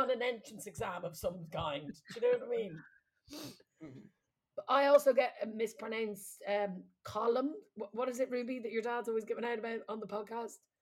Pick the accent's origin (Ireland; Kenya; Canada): Ireland; Midlands; accent: flat Midlands; moved away; we're from the Midlands, so it's like very flat accents.